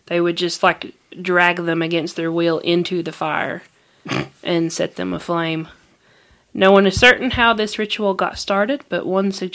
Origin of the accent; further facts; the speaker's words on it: Appalachia, United States; that's where we're from, is the Appalachian Mountains, the Appalachian region.